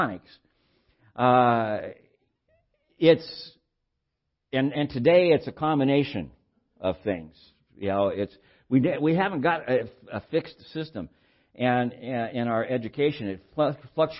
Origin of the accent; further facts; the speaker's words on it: Santa Barbara, California, United States; I was raised in Santa Barbara in my childhood and adolescent years and pre-adolescent years